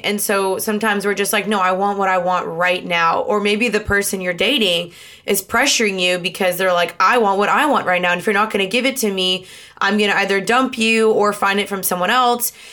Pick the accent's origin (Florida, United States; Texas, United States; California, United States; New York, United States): Texas, United States; Dallas; also born or lived in Los Angeles, United States; I'm from Dallas